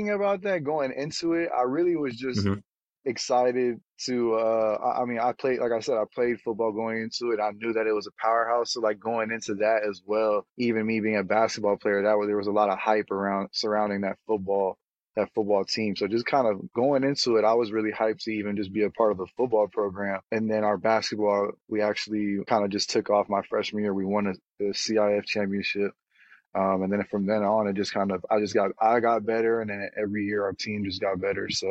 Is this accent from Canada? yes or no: no; Santa Monica, California, United States; moved away as an adult; also born or lived in Encino, California / Charlottesville, Virginia / France; I'm from Santa Monica, California. Went to Crespi High School in Encino, California